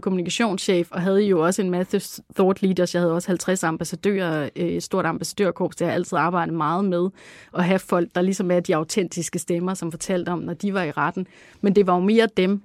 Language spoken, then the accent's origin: Danish; Langeland, Southern Denmark, Denmark; vokse op på Langeland, og hvor jeg voksede op i sådan et sådan lidt, øh, hippieagtigt hjem